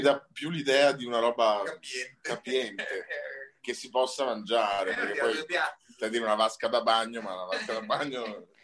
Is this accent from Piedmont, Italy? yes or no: no; Venice, Veneto, Italy; siamo veneti, io di Venezia e lui di Padova